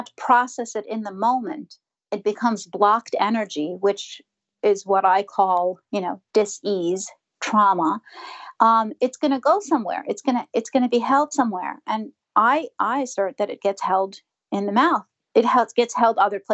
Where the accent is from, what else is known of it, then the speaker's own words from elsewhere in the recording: New York, United States; I'm from New York